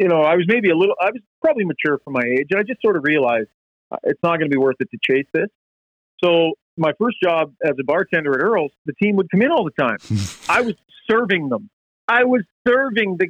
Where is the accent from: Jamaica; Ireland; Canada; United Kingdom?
Canada; Prince George, British Columbia; when I was a kid growing up in Prince George